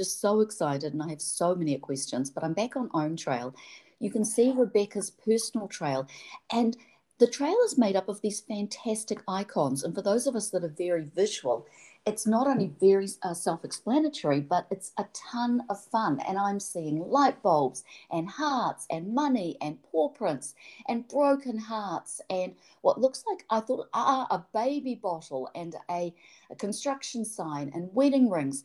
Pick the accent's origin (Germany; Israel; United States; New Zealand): New Zealand; moved away; I'm from New Zealand